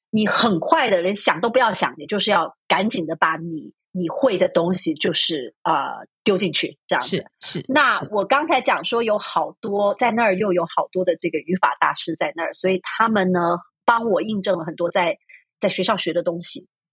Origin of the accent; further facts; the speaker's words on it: Taiwan; first language Chinese; 我在台湾出生长嗯。大